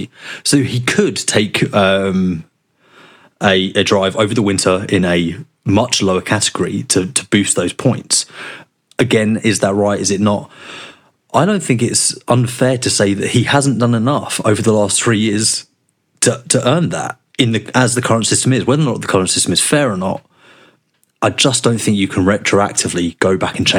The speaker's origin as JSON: {"language": "English", "region": "London", "country": "United Kingdom", "tie": "born or raised there", "said": "I grew up in South London. We didn't have tractors."}